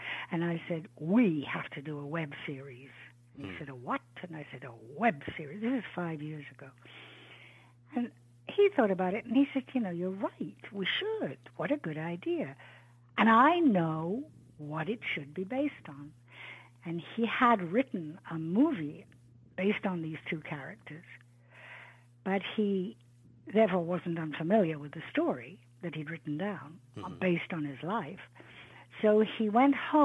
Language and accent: English; England, United Kingdom; I grew up in England